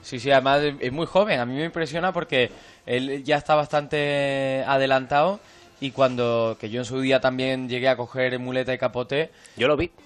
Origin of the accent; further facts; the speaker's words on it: Córdoba, Andalusia, Spain; Yo nací y crecí en Córdoba